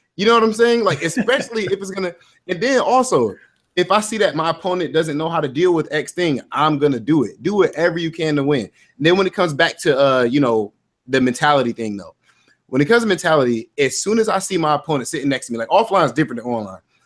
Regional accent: Ohio, United States; I'm from Ohio

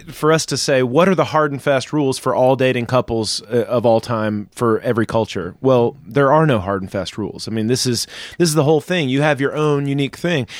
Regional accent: the South, United States; I was raised in the South

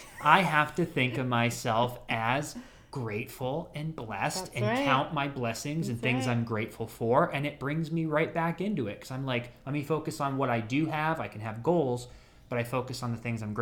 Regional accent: Ohio, United States; now in Florida, United States; my home state, Ohio

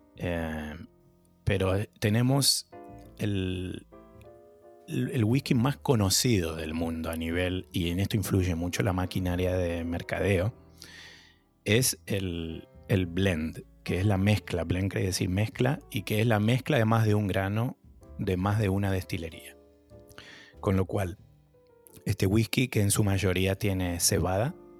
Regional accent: Argentina; moved away as an adult; also born or lived in New York, United States; now in Boston, United States; me fui de Argentina en crisis

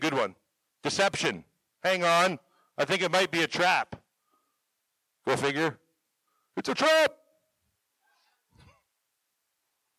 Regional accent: Canada; moved away as an adult; also born or lived in Gordon, Nebraska; now in Chadron, United States; I am from Canada

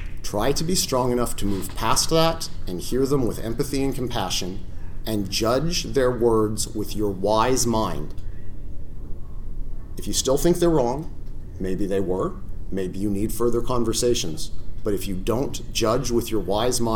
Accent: the South, United States; I grew up in the South, and I know what that means

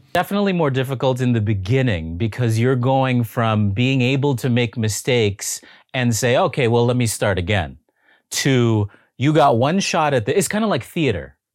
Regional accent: Toronto, Ontario, Canada; moved away as an adult; also born or lived in Los Angeles; I'm from Toronto

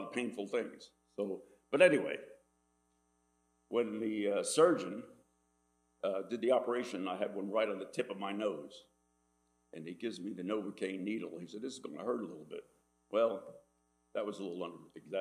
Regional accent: Dunker Church Road, Amwell, New Jersey, United States; I was born here on Dunker Church Road, and my father owned a dairy farm

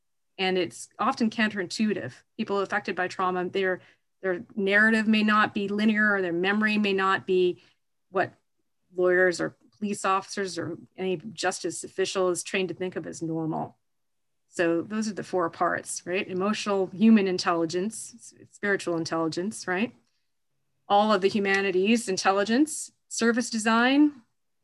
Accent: Canada; I'm Canadian

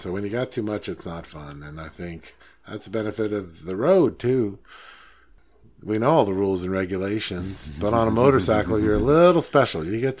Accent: United States; I'm an American

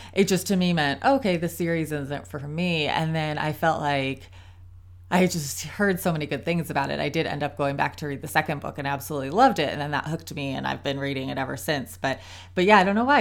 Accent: Ohio, United States; also born or lived in South Carolina; now in North Carolina, United States; I grew up in Ohio

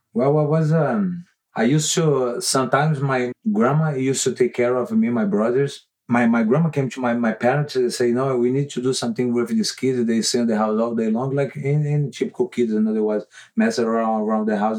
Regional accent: Manaus, Amazonas, Brazil; moved away; i grew up in manaus brazil

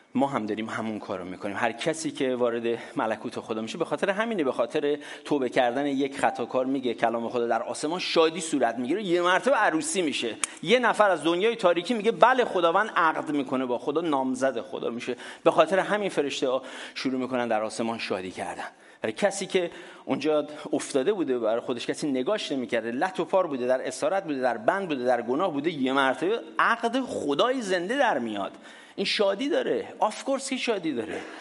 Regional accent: Iran; ماها که در دورهای قدیمتر ایران بزرگ شدیم

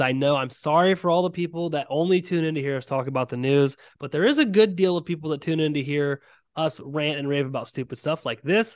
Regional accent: Ohio, United States; I am from Ohio and I'm a big Ohio guy

